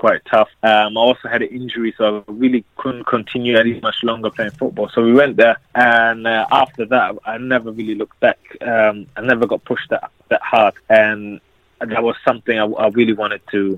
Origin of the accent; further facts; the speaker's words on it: Germany; moved away as an adult; also born or lived in Liberia; now in London, United Kingdom; I was born in Liberia, and that was in the civil war. And growing up in Germany as a black or mixed race child